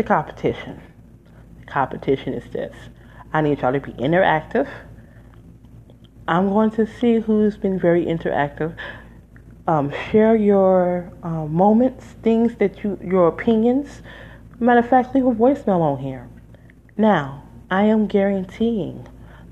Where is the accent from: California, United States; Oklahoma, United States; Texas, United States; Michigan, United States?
Michigan, United States; Detroit; now in New Jersey, United States; I'm from Detroit, Michigan originally, but I lived there 20 years